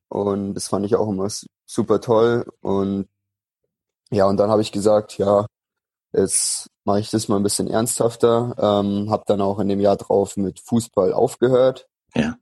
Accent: Unterwössen, Bavaria, Germany; moved away as an adult; also born or lived in Munich; now in Nuremberg, Germany; bin am 9. August 1997 in München geboren, bin dann in, groß geworden in Unterwessen, das ist in der Nähe vom Chiemsee, ja. im Süden von Bayern.

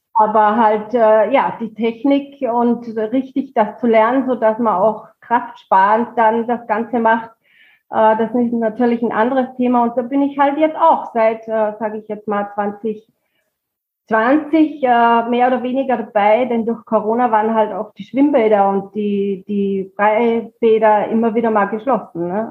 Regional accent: Pongau, Salzburg, Austria; moved away as an adult; now in Büchenbach, Germany; ich komme aus Österreich, äh, mhm. aus dem schönen Bundesland Salzburg, da aus dem Pongau

